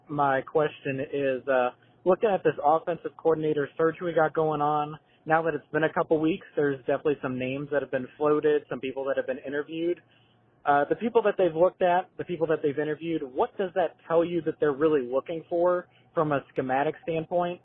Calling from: Richmond, Virginia, United States; I'm calling from Richmond, Virginia

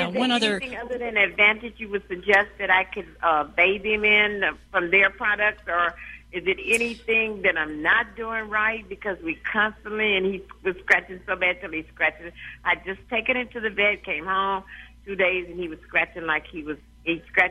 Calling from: Los Angeles, California, United States; I'm calling from Los Angeles, California.

